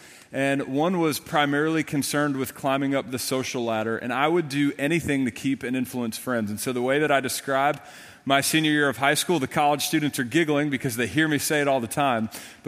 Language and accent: English; Long Island, New York, United States; when I was growing up on Long Island, New York. Had an amazing family, amazing parents. I grew up in a Roman Catholic home